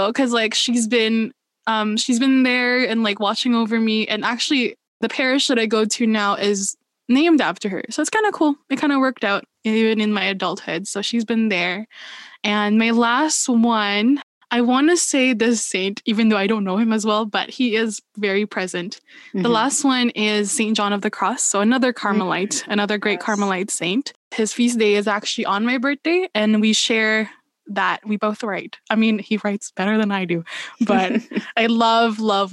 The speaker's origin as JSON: {"language": "English", "country": "Philippines", "tie": "born or raised there", "moved": "yes", "said": "growing up, I was raised in the Philippines"}